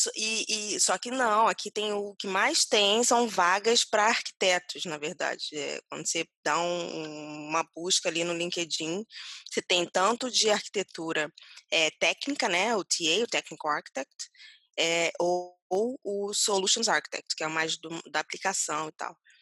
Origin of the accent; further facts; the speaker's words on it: Rio de Janeiro, Brazil; moved away; eu sou carioca